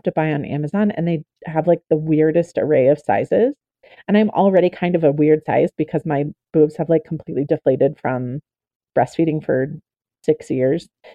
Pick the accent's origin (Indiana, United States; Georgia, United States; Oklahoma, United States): Oklahoma, United States; I'm a member of the Choctaw Nation of Oklahoma. I grew up in Oklahoma.